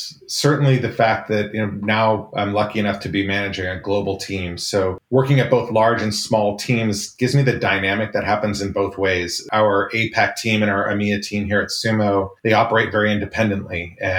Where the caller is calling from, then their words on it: Santa Clara, California, United States; I am in lovely Santa Clara, California.